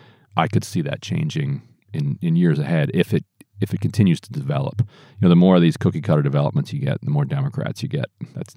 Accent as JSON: {"language": "English", "region": "Eastern Shore of Maryland", "country": "United States", "tie": "born or raised there", "said": "I grew up on the eastern shore of Maryland."}